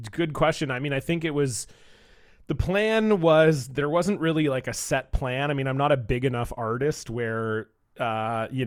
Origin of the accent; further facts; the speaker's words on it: Toronto, Ontario, Canada; now in Vancouver, Canada; so I live in Vancouver, uh, BC, in, here in Canada, but I'm from Toronto. Uh, so most of my extended family's back there.